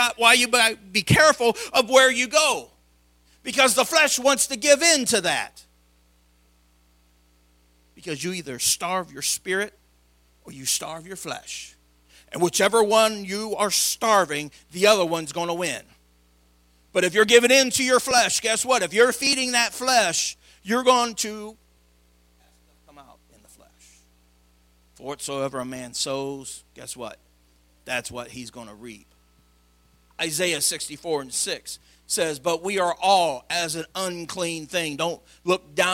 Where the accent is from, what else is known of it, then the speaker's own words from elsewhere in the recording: Madison, Illinois, United States; an all boy growing up in Madison, Illinois